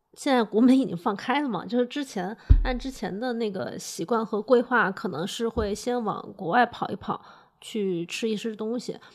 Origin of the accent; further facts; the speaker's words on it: Changsha, Hunan, China; 我是长沙人